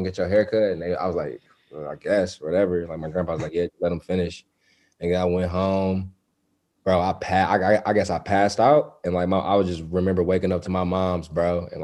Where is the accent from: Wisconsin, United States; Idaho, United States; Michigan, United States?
Michigan, United States; Inkster; I grew up in Inkster